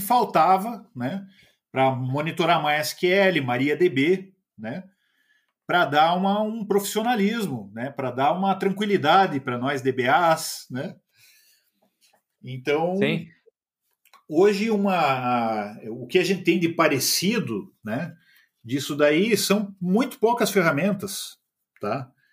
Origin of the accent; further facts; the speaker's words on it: Curitiba, Paraná, Brazil; Sou curitibano.